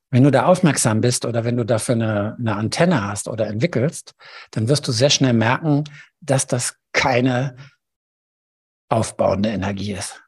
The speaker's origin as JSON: {"language": "German", "country": "Germany", "said": "bei uns in Deutschland"}